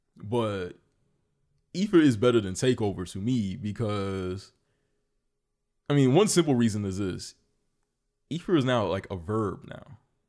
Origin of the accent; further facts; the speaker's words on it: New York, United States; I'm from New York.